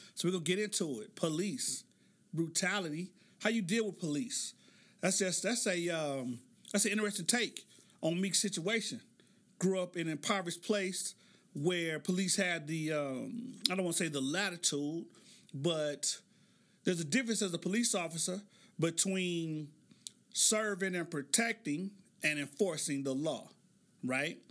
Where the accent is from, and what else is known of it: Oklahoma City, Oklahoma, United States; born or raised there